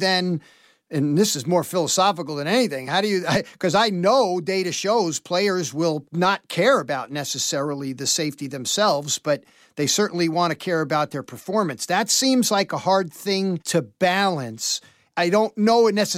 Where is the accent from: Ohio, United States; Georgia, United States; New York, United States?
New York, United States; as a New Yorker